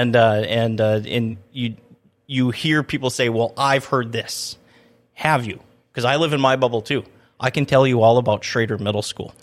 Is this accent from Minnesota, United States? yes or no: yes; Minnesota, United States; now in Grand Forks, United States; I grew up in Minnesota where you can pretty much ride your snowmobile from the Canadian border almost to Minneapolis